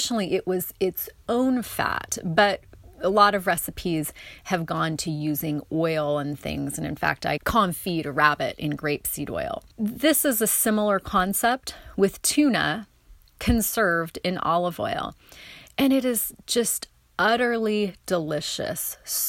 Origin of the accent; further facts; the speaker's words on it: North Bend, Oregon, United States; landed outside of Charleston near Coos Bay and North Bend, where I grew up on Oregon's south coast.